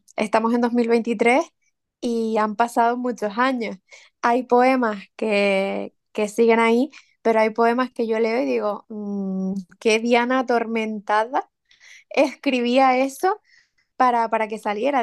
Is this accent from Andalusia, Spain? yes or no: no; Santa Úrsula, Canary Islands, Spain; Santa Úrsula, mi pueblo